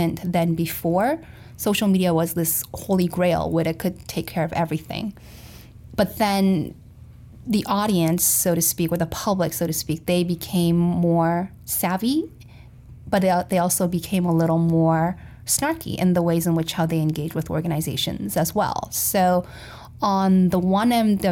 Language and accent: English; South Korea; moved away as an adult; also born or lived in Florida, United States / Missouri, United States; I experienced culture shock more so when I moved from Florida to Missouri than when I moved from Korea to Florida